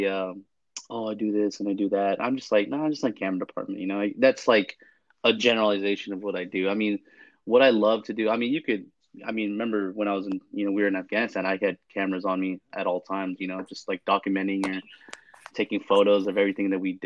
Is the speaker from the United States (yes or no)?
yes; San Francisco, California, United States; moved away as an adult; also born or lived in Fort Hood, Texas; born and raised in California, mostly San Francisco, back and forth, East Bay and the South Bay